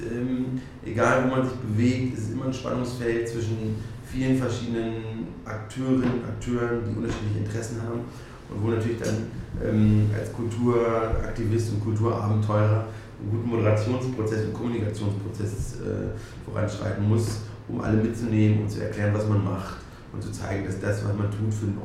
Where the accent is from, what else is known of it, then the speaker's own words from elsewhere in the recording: Goslar, Lower Saxony, Germany; an meine Heimatstadt Goslar denke, ähm, da gibt es unglaublich viele Museen und Ausstellungen